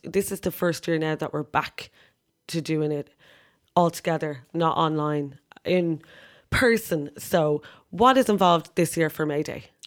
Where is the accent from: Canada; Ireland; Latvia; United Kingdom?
Ireland; we're Irish